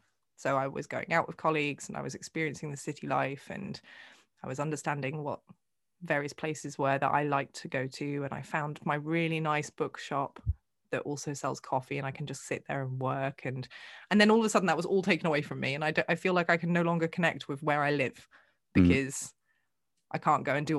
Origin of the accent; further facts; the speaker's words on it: England, United Kingdom; If you ask anybody who knows me, I am English.